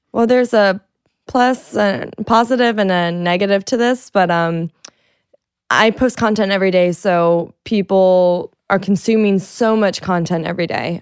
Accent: Florida, United States; I'm from Florida

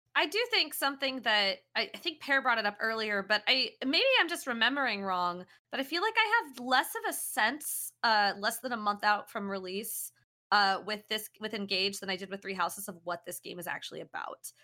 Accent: Kansas, United States; moved away as an adult; now in San Francisco Bay Area, United States; I'm from Kansas

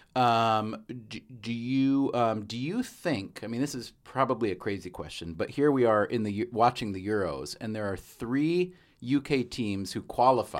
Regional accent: United States; as an American, for me, even as an American adult

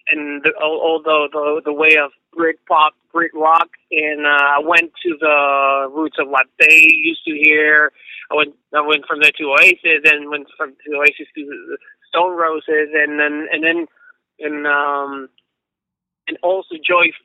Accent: Mexico City, Mexico; we grew up in Mexico City

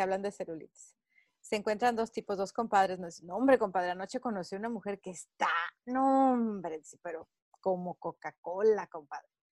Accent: Mexico; moved away as an adult; now in United States; soy mexicana, al grito de guerra, radico en Estados Unidos desde hace 20 años

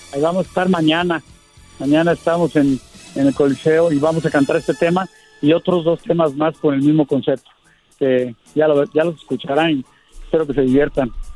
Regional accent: Mexico; yo como mexicano

